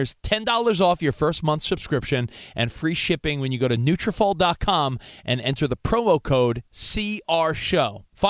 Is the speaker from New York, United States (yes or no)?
yes; New York, United States; now in Los Angeles, United States; I'm a New Yorker